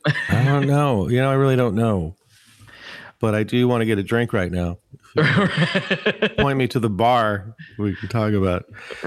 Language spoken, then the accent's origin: English; Bay Area, California, United States; Bastion, just down the street, down in the Bay Area.